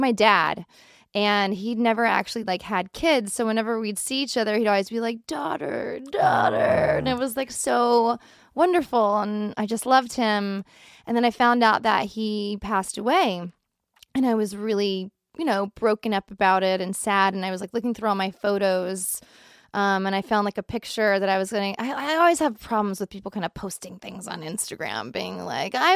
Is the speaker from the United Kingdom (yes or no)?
no; the South, United States; We grew up in the South, which is always very, you know, haunted